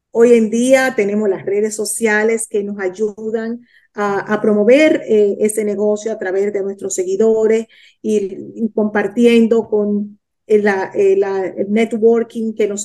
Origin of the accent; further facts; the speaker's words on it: Dominican Republic; now in Miami, United States; soy de la República Dominicana, vivo en Miami